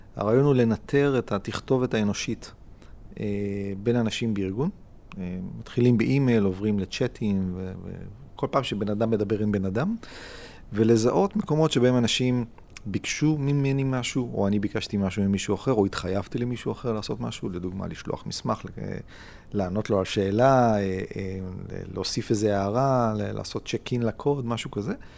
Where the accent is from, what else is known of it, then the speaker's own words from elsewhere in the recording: Israel; אני מאוד ישראלי, אני מאוד ציוני